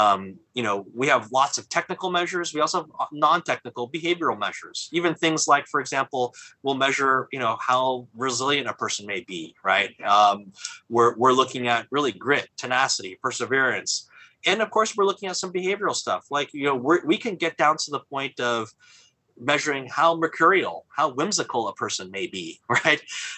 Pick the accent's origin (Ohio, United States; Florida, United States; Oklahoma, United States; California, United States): California, United States; you know, I come from Silicon Valley